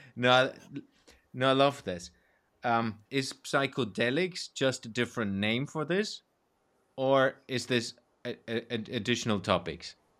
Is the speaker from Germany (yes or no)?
yes; Germany; growing up in Germany